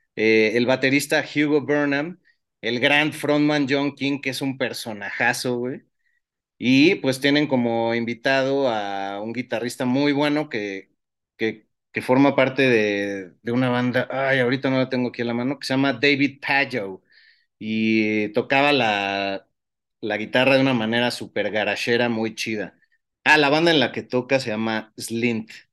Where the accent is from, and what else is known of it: Mexico